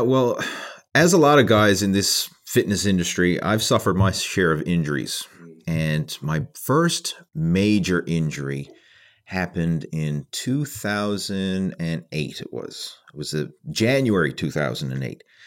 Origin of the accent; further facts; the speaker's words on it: Canada; being a Canadian